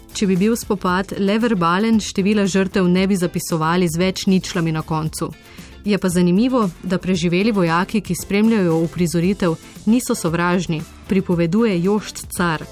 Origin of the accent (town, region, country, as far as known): Slovenia